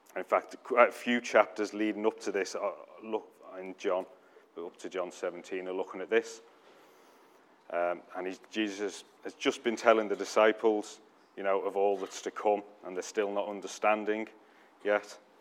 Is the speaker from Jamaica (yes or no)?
no; United Kingdom; we're too British